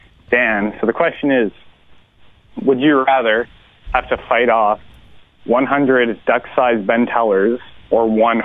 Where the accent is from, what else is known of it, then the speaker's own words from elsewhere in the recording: Barrington Passage, Nova Scotia, Canada; moved away as an adult; now in Ottawa, Canada; I'm from a very small town in Nova Scotia.